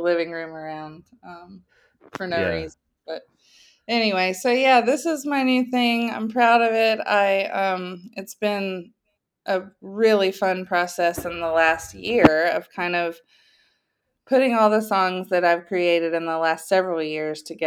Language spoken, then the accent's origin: English; South Carolina, United States; moved away as an adult; also born or lived in Nashville, Tennessee; now in Georgia, United States; I grew up in South Carolina, but lived in Nashville from age 18 until I guess age 40.